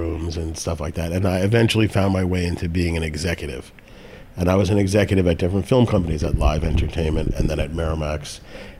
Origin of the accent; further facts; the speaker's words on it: New York City, New York, United States; also born or lived in Westchester County, New York; I grew up in the Bronx and then in Westchester County, outside of New York City